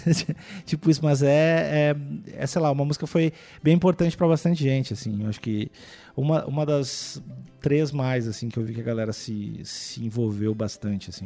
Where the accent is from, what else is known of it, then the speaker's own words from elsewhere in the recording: Cachoeirinha, Rio Grande do Sul, Brazil; moved away as an adult; also born or lived in Porto Alegre; now in São Paulo, Brazil; eu nasci em Cachoeirinha, que é uma cidade da, do lado de Porto Alegre